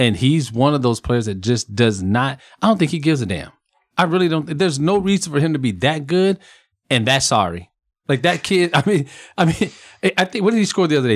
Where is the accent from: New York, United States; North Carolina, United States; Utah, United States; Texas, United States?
Texas, United States; Converse; Converse, Texas, my hometown